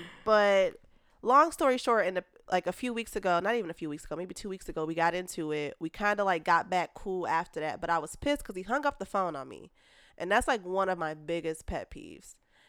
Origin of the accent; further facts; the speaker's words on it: Chicago, Illinois, United States; we're from Chicago. Three very successful black women